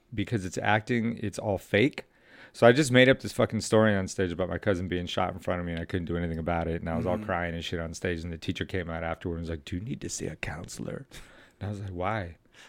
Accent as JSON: {"language": "English", "town": "Los Angeles", "region": "California", "country": "United States", "tie": "born or raised there", "said": "I'm from South LA. I was born in San Pedro, the Dro, up on Signal Hill."}